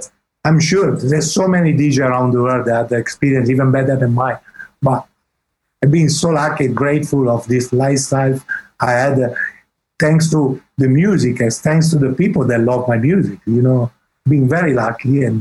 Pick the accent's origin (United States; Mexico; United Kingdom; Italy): Italy; accent: Italian English; English is a second language; my English is Italian English